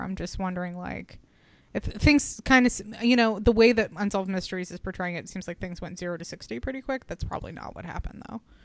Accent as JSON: {"language": "English", "town": "Reno", "region": "Nevada", "country": "United States", "tie": "born or raised there", "said": "I was born in Reno."}